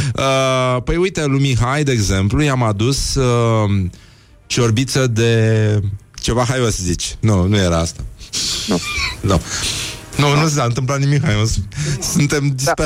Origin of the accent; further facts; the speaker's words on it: Brăila, Brăila County, Romania; Eu sunt din Brăila